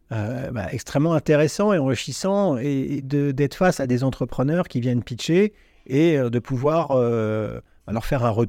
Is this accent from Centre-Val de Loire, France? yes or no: yes; Vierzon, Centre-Val de Loire, France; also born or lived in Neuilly-sur-Seine; Mais j'ai grandi ah, à Vierzon.